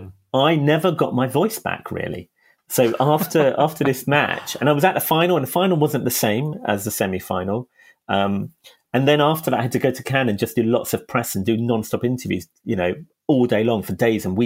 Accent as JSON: {"language": "English", "region": "London", "country": "United Kingdom", "tie": "born or raised there", "said": "I'm not from Liverpool. I'm a Hackney boy. I'm from East London. And I always felt kind of affinity from where we were in Hackney growing up in the 70s"}